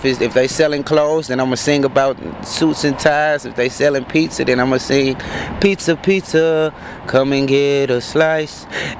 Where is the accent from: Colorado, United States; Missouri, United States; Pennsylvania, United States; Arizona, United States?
Missouri, United States; St. Louis; moved away; also born or lived in Chicago; I'm originally from St. Louis. Born here, St. Mary's Hospital.